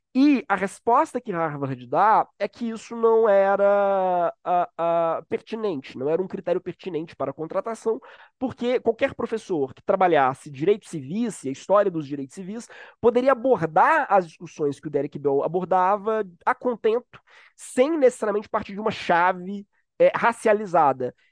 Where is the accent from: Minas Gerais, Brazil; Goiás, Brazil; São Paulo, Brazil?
Minas Gerais, Brazil; now in Rio de Janeiro, Brazil; Sou mineiro, então já peço perdão se eu comer palavras ou falar muito rápido